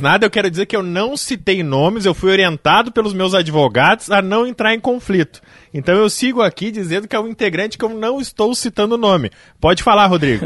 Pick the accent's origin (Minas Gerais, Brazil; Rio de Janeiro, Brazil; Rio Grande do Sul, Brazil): Rio Grande do Sul, Brazil; Gaúcho; somos gaúchos